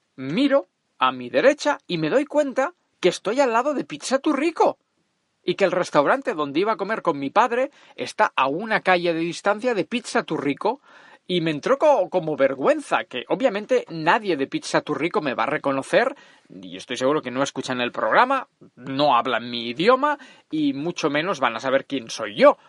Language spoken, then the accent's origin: Spanish; Catalonia, Spain; Soy catalán, agarrado y rata, pero no tonto